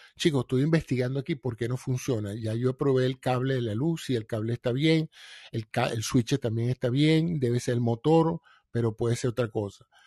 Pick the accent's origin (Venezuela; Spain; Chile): Venezuela; todos somos venezolanos